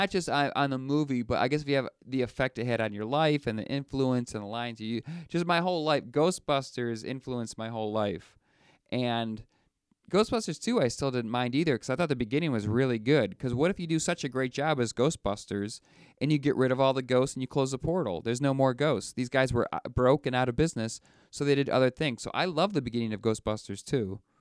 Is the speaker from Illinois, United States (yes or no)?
no; Buffalo, New York, United States; I'm from Buffalo